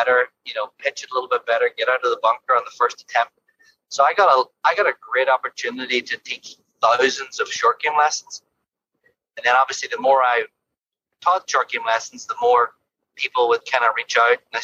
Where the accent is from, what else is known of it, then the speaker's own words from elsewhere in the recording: Ireland; now in London, Ontario, Canada; growing up in Ireland, I think we had to scramble a lot more